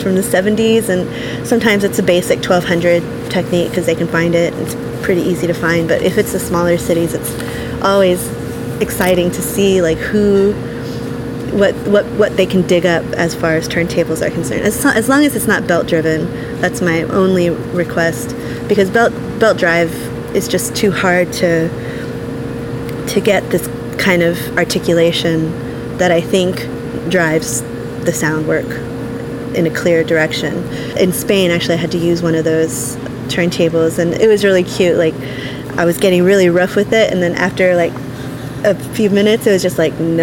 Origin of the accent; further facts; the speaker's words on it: United States; first language English; I grew up in English. My first sound was in America. Hearing my first sound was in America